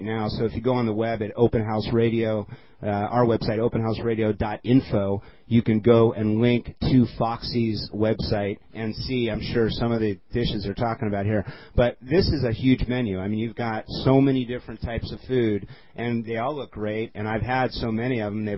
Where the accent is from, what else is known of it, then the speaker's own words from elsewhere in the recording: Glendale, California, United States; I hail from Glendale, and I live out in this area